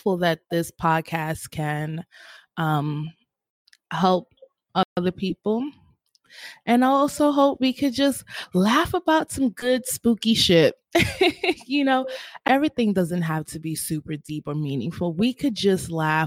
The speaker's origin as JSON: {"language": "English", "town": "New York City", "region": "New York", "country": "United States", "tie": "born or raised there", "said": "I'm born and raised in Harlem"}